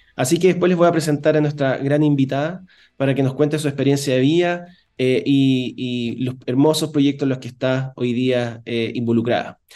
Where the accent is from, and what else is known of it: Chile